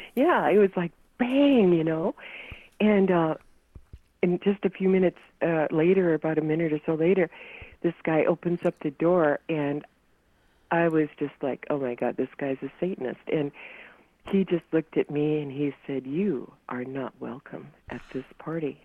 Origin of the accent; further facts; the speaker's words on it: North Dakota, United States; moved away; also born or lived in California; growing up in North Dakota